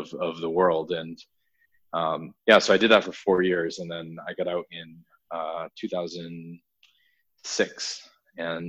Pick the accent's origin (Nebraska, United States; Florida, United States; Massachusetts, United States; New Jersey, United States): Massachusetts, United States; I grew up in Massachusetts, and I was in, I lived in a very rural blue collar town